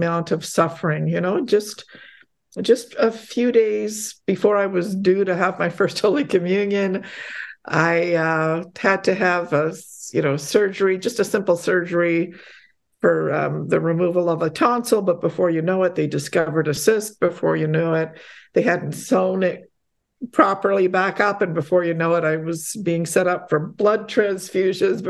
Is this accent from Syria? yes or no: no; Canada; also born or lived in Poland; we immigrated to Canada when I was quite young. And, I was basically a toddler